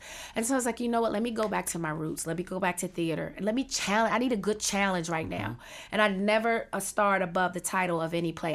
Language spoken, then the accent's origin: English; Washington, District of Columbia, United States; I was born and raised in Washington D.C.